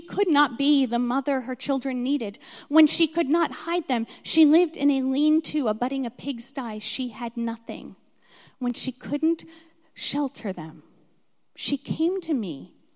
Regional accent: Philadelphia, Pennsylvania, United States; moved away as an adult; also born or lived in Alabama; I was born in Philadelphia

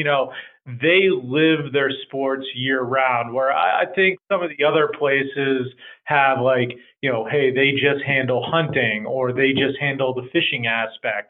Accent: New Hampshire, United States; moved away; born and raised in New Hampshire

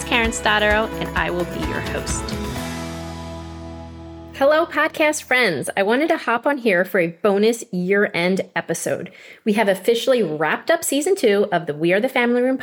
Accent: outside of Philadelphia, Pennsylvania, United States; I grew up outside of Philadelphia

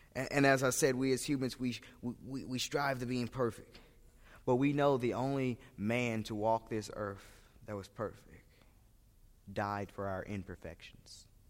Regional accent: St. Louis, Missouri, United States; I am from St. Louis, Missouri

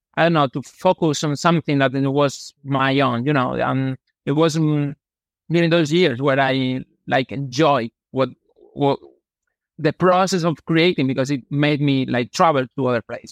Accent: Malaga, Andalusia, Spain; English is a second language; I grew up here in Malaga. I actually I still live here in my hometown

